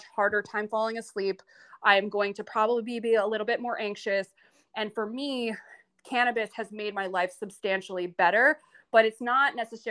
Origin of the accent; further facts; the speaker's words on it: north of New York City, United States; I grew up north of New York City in a bit of a blue collar town.